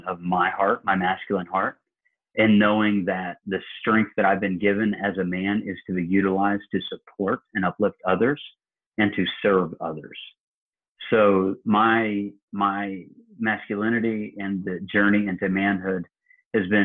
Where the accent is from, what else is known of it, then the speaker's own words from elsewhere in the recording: Illinois, United States; now in Georgia, United States; I live in Georgia and he comes from my hometown in Illinois